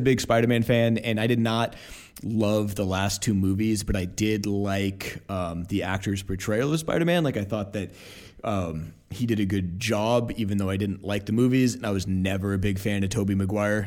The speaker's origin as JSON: {"language": "English", "town": "Portland", "region": "Oregon", "country": "United States", "tie": "born or raised there", "said": "I was growing up in Portland"}